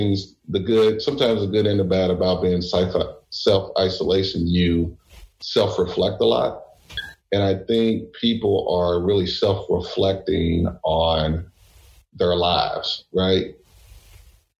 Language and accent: English; Louisville, Kentucky, United States; moved away; I'm from Louisville, Kentucky